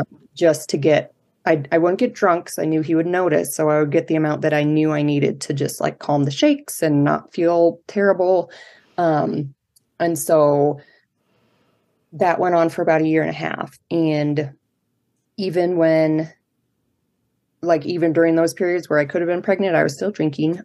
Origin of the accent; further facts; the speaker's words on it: Colorado Springs, Colorado, United States; I grew up in Colorado Springs, which is where I still live now. Um, I'm a native